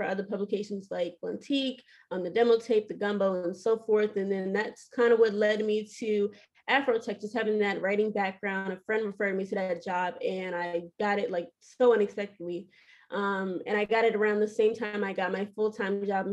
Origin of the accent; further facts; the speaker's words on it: Baltimore, Maryland, United States; I'm originally from Baltimore, Maryland. I'm born and raised here